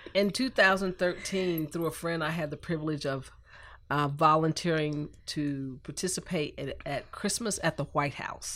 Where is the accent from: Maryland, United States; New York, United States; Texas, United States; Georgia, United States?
Georgia, United States; Columbus; now in Dallas, United States; I grew up in Columbus, Georgia